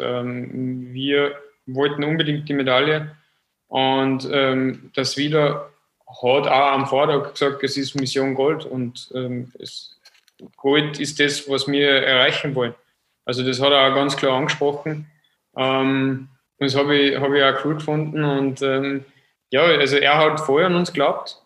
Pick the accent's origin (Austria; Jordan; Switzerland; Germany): Austria; als Österreicher